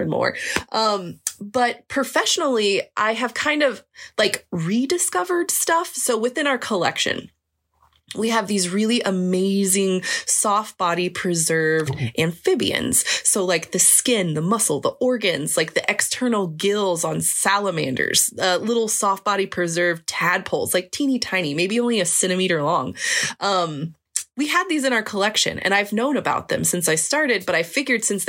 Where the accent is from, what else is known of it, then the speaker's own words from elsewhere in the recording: Kansas, United States; moved away; I grew up in Kansas